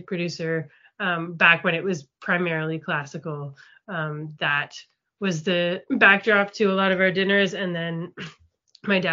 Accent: Toronto, Ontario, Canada; also born or lived in Montreal / New York; Toronto is where I also grew up.

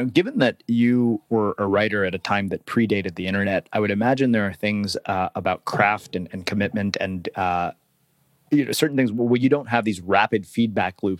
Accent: Texas, United States; I grew up in Texas and did junior high school football

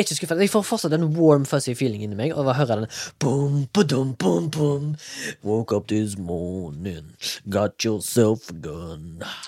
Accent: Haugesund, Rogaland, Norway; now in Oslo, Norway; Jeg er fra Haugesund

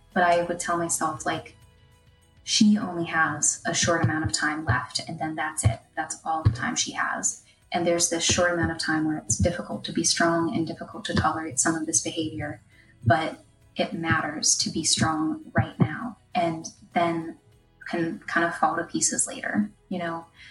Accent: Pittsburgh, Pennsylvania, United States; I'm from Pittsburgh, Pennsylvania

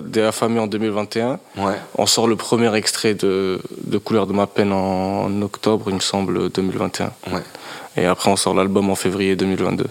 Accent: Mauritania; moved away as an adult; now in France; j'ai grandi euh, en Mauritanie

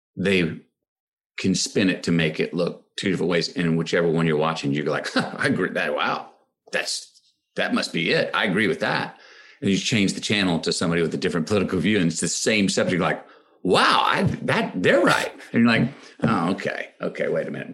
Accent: Austin, Texas, United States; my hometown of Austin, Texas

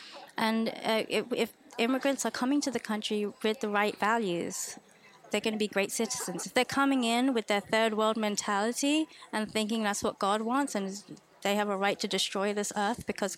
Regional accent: Texas, United States; Oh, I mean, I'm from Texas. Everyone's friendly in the South.

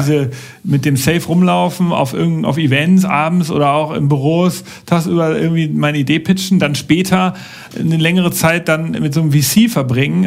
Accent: Germany; bei uns in Deutschland

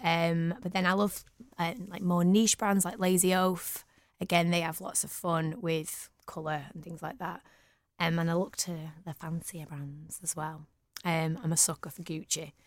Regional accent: Manchester, North West England, United Kingdom; also born or lived in London / Huddersfield; I am so proud of being from Manchester. Um, I've lived here all my life

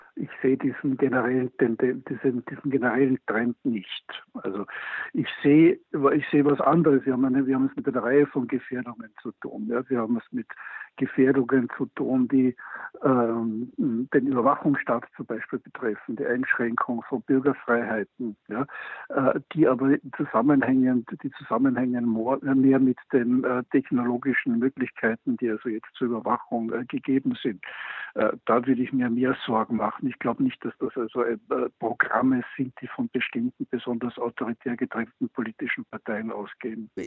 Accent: Austria

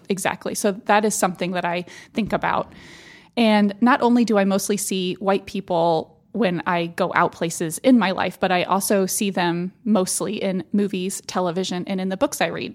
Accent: Austin, Texas, United States; moved away; when I was growing up in South Austin

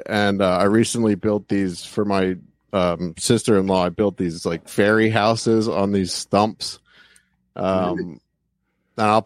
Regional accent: Pennsylvania, United States; moved away; I'm originally from Pennsylvania, so I did a lot of slate work there

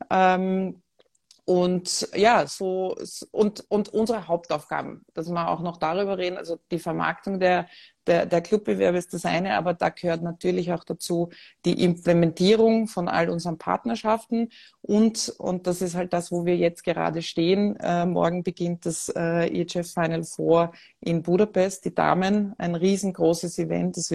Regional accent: Vienna, Austria; born there; Ähm, ich bin, wie ihr vermutlich äh, hört, an meinem Dialekt geborene Wienerin

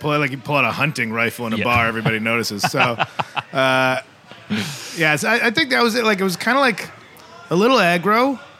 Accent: Illinois, United States; I'm from Illinois

